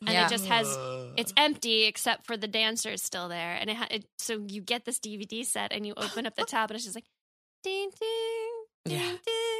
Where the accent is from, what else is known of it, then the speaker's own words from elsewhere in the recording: Libertyville, Illinois, United States; also born or lived in New York; now in Los Angeles, United States; I'm from Chicago.